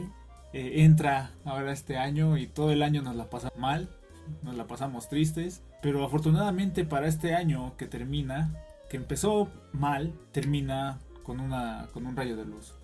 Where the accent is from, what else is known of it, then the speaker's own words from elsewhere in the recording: Mexico; reprobáramos en este aspecto como mexicanos